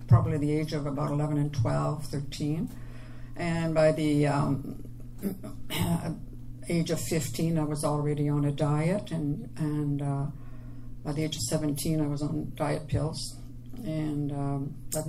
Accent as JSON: {"language": "English", "region": "Quebec", "country": "Canada", "accent": "French", "said": "I'm from Quebec. I have the French accent."}